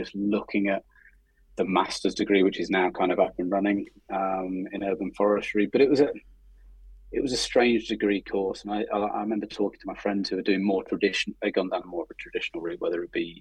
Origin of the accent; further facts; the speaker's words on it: Oxford, South East England, United Kingdom; moved away; I was born in Oxford, and actually it was quite nice going back to the city kind of where I was born